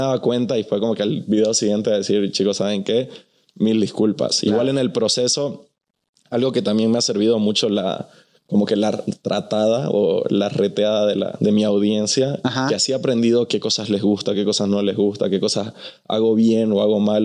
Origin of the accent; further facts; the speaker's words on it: Bolivia; also born or lived in Mexico City; now in Los Angeles, United States; yo soy de Bolivia, estoy en la Ciudad de México, vivo en Los Ángeles